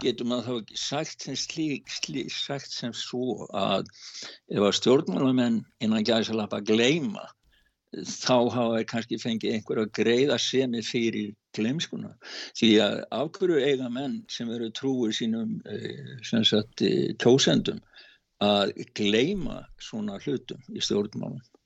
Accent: Iceland

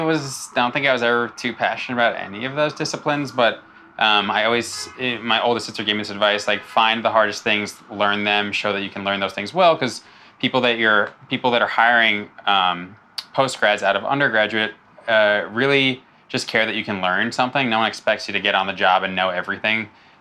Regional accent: Long Island, New York, United States; I grew up on Long Island, New York, son of a New York City fireman and a New York City school teacher. I have three older sisters

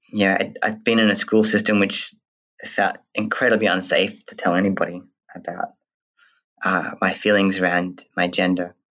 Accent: Western Australia, Australia; born or raised there; also born or lived in New Zealand

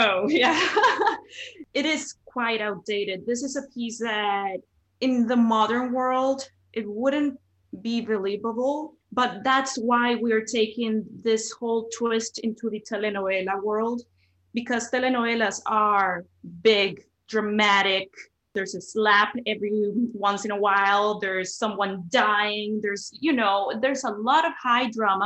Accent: Cali, Valle del Cauca, Colombia; moved away as an adult; also born or lived in Bogotá, Colombia; now in Brooklyn, United States; I was born in Cali, Colombia, which is actually known as the city of salsa.

